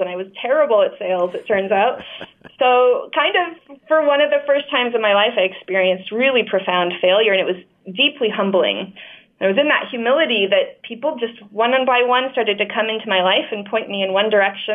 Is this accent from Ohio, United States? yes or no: no; Layton, Utah, United States; I grew up in Layton, Utah